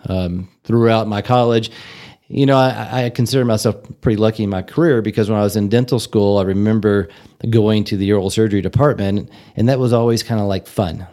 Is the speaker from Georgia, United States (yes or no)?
no; Louisville, Kentucky, United States; moved away as an adult; also born or lived in Tennessee / Memphis, Tennessee; now in Amarillo, United States; I grew up in Louisville, Kentucky, and I was born in Tennessee, but I spent most of my life in, in Louisville, and that's where I lived through high school.